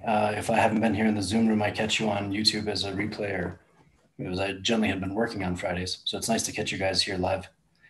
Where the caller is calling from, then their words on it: Colorado, United States; I'm in Colorado today.